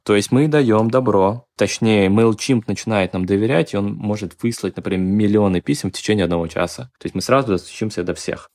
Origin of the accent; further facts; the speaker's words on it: Tashkent, Uzbekistan; я родом из Ташкента